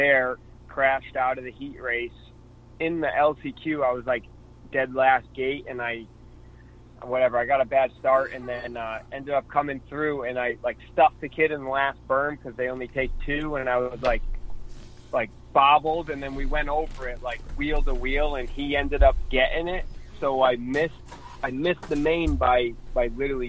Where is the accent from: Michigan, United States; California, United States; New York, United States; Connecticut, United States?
Connecticut, United States; I'm from Connecticut